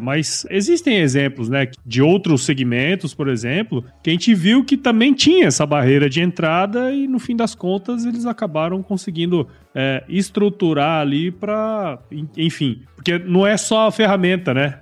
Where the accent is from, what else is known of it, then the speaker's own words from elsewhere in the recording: Mato Grosso, Brazil; moved away as an adult; also born or lived in Piracicaba, São Paulo / São Paulo; Eu sou de Mato Grosso